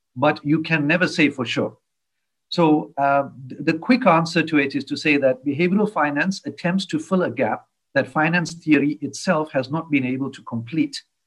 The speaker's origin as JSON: {"language": "English", "country": "South Africa", "said": "I'm from South Africa"}